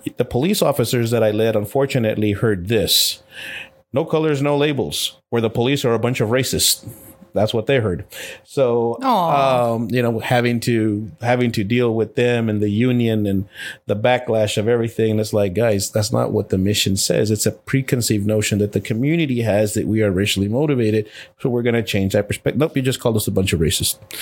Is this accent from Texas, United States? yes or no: yes; El Paso, Texas, United States; I was born and raised in El Paso, Texas, to a single parent